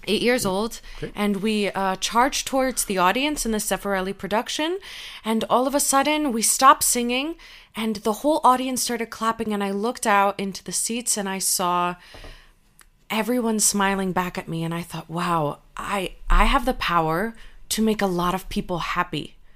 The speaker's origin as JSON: {"language": "English", "country": "United States", "tie": "born or raised there", "said": "my parents are Cuban refugees and I grew up in the United States"}